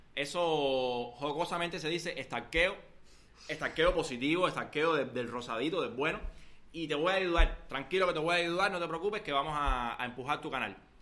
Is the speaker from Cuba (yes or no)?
yes; Cuba; Somos cubanos, queremos hacer un, emprendimiento tecnológico, informativo desde Cuba